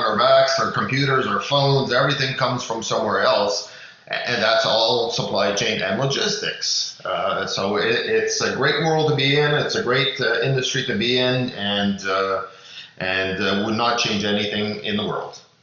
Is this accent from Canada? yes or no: yes; Canada; as Canadian